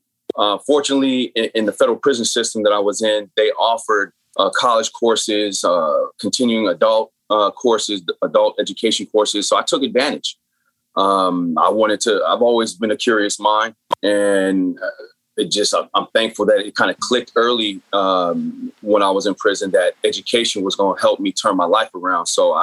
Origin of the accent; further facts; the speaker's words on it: San Bernardino, California, United States; So, I grew up in San Bernardino, which is inner city, much like Watts or Oakland, a lot of projects, a lot of poverty, and therefore a lot of the gangs.